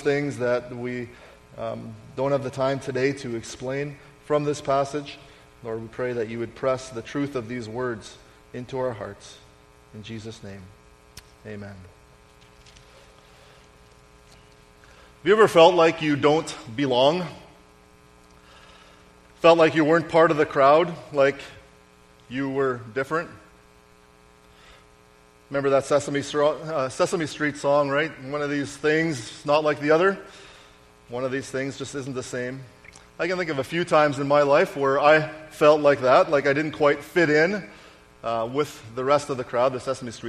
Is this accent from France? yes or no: no; Canada; I was the one Canadian